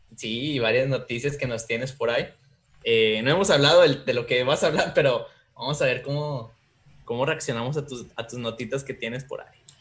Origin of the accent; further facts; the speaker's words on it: Mexico; Así somos los mexicanos